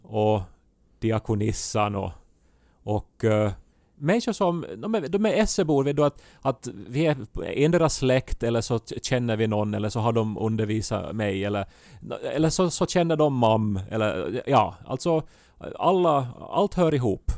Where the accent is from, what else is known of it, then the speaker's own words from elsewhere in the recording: Ostrobothnia, Finland; accent: Ostrobothnian; first language Swedish; moved away; min österbottniska dialekt, eh, som jag ju inte använder aktivt här hemma, men ibland så kryddar jag mitt språk med något så här spontant utrop från min barndom